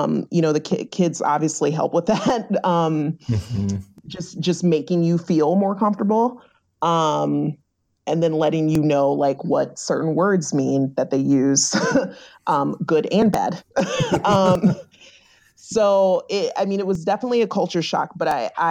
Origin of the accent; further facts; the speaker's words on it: Virginia, United States; moved away as an adult; now in Rhode Island, United States; I'm originally from Virginia.